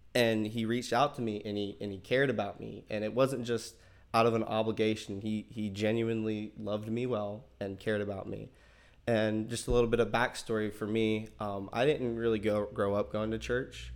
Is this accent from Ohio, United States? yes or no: no; Tallahassee, Florida, United States; born and raised in Tallahassee